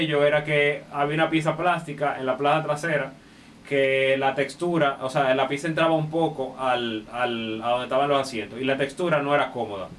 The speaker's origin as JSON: {"language": "Spanish", "country": "Dominican Republic"}